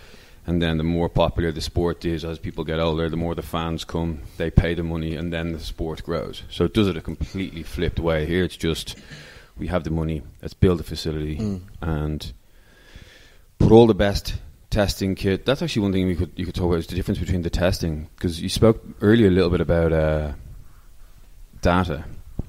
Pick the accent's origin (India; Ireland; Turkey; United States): Ireland; moved away as an adult; now in Dubai, United Arab Emirates; growing up in Ireland